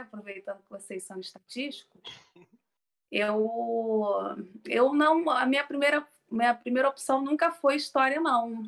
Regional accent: Rio de Janeiro, Brazil; accent: carioca; eu sou carioca, né? Acho que o sotaque já está deixando bem claro

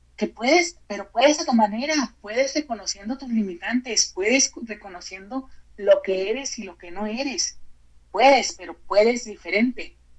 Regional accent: Mexico; como mexicanos

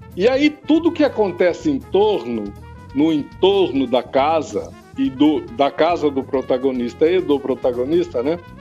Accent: Brazil; nós aqui que somos brasileiros

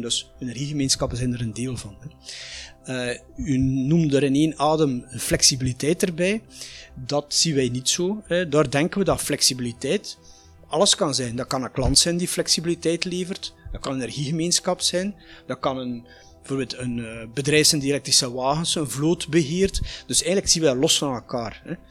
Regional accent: Flanders, Belgium; bij ons in Vlaanderen

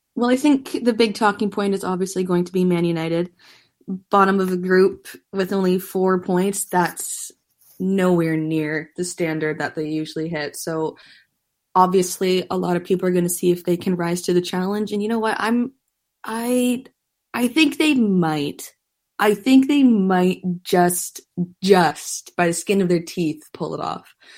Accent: Canada; us Canadians

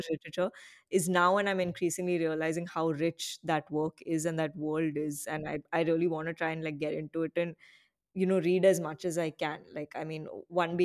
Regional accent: Chennai, Tamil Nadu, India; first language Malayalam; English is a second language; also born or lived in Thiruvananthapuram, Kerala; I was born in Trivandrum, but I've been in Chennai since I was like a 3-month-old baby

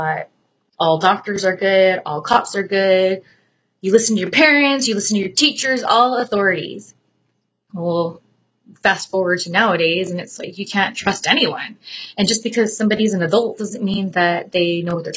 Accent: California, United States; I live in California. I'm from California

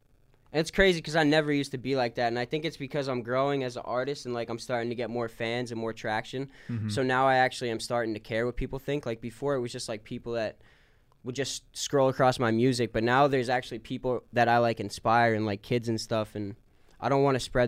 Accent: Hazleton, Pennsylvania, United States; But yeah, I mean, growing up in Hazleton, dude, I played a lot of sports.

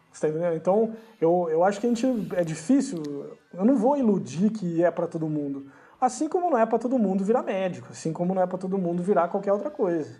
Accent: Brazil; moved away; no Brasil, cara, que é onde eu, de onde eu venho

